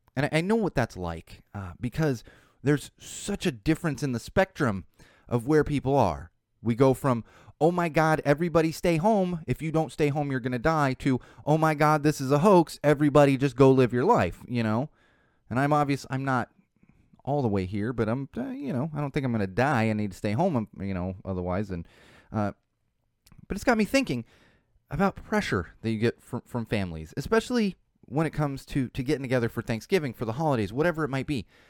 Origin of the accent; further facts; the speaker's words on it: San Diego, California, United States; from San Diego where I grew up as a teenager